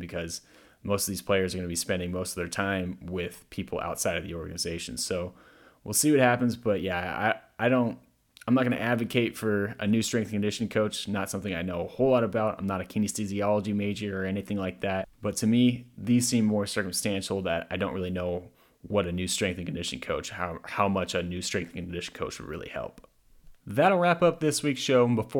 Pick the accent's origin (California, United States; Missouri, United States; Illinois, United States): California, United States; Walnut Creek; I don't appreciate you disrespecting my hometown and continuing to disrespect my hometown.